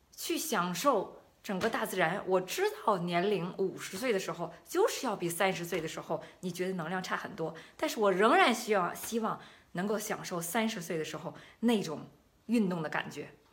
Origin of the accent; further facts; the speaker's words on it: China; now in Germany; 我们中国人本来就是喜欢喜欢吃蔬菜的嘛